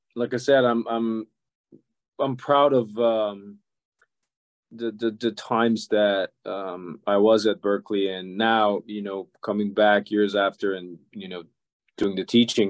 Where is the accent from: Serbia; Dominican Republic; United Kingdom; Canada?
Serbia; moved away as an adult; also born or lived in Budapest, Hungary; now in Boston, United States; I was born and I grew up in Yugoslavia. Now, that used to be a country that doesn't exist anymore. Used to have six republics, and all of those republics are now countries. So I'm from the part that it's now Serbia.